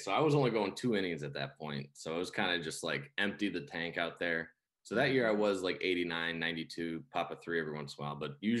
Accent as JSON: {"language": "English", "town": "St. Louis", "region": "Missouri", "country": "United States", "tie": "born or raised there", "said": "I'm from St. Louis, Missouri, lived there my whole life, went to Mizzou University"}